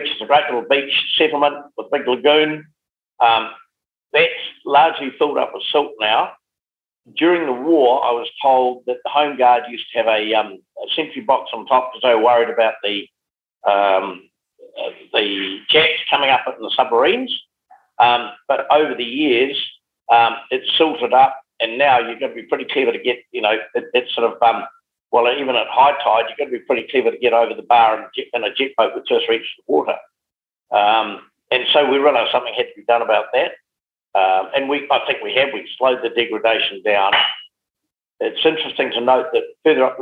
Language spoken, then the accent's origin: English; Geraldine, Canterbury, New Zealand; moved away as an adult; also born or lived in Timaru; now in Hawke's Bay, New Zealand; being based in Geraldine